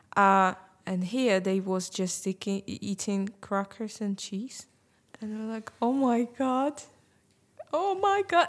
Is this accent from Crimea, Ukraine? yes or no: yes; Crimea, Ukraine; English is a second language; now in United Kingdom; I'm from Crimea